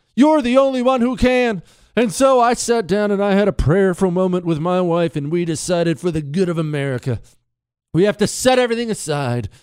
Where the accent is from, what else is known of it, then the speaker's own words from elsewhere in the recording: Montana, United States; I grew up around Indian tribes. They're all over Montana